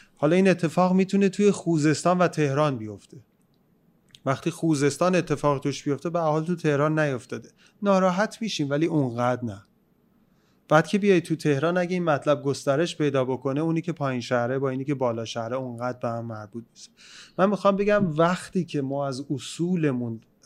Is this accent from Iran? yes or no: yes; Iran